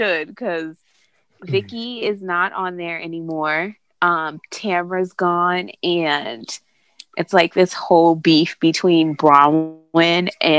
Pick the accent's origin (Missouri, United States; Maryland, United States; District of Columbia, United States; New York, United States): New York, United States; Staten Island; You know, like I'm from Staten Island. Like, okay, bitch, congratulations.